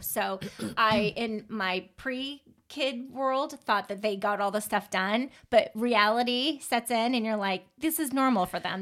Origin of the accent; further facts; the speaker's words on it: Pacific Northwest, United States; I grew up in the Pacific Northwest with all the serial killers